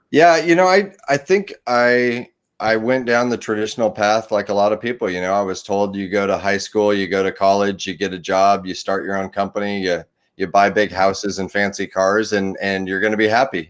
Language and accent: English; Portland, Oregon, United States; also born or lived in Chattanooga, Tennessee / Beaverton, Oregon; I grew up in the, the Portland, Oregon, Beaverton, Oregon area